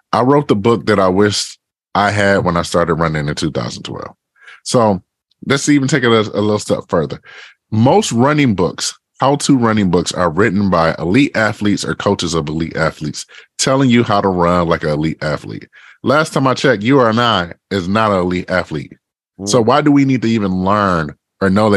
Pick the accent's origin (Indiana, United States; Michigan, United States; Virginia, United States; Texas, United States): Michigan, United States; Detroit; So I grew up in Detroit, Michigan. I grew up on the east side of Detroit, you know, in the Ravendale neighborhood